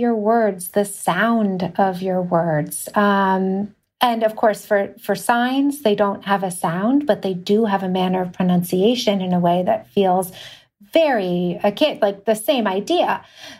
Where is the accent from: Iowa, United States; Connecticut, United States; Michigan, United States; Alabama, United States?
Connecticut, United States; also born or lived in New York; I grew up in New York a little bit, but a lot of mostly in Connecticut